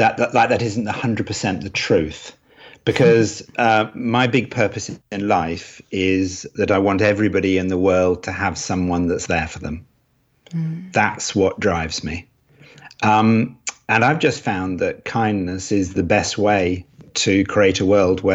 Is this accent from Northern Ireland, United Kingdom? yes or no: no; Cambridge, East of England, United Kingdom; born there; also born or lived in Edinburgh / London / Los Angeles; now in Nottingham, United Kingdom; Yes, I was born in Cambridge, then lived in Edinburgh, then lived in London, then went out to Los Angeles, and then ended up in Nottingham, the land of Robin Hood.